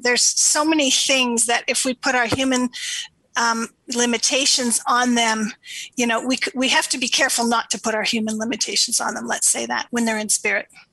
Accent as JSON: {"language": "English", "country": "Canada", "also_born_or_lived": "Toronto", "moved": "as an adult", "lives_now": "Sedona, United States", "said": "I'm Canadian"}